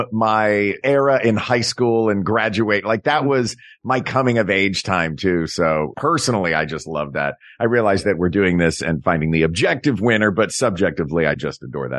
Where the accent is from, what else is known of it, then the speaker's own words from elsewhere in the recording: East Tennessee, United States; which is weird because I grew up in East Tennessee.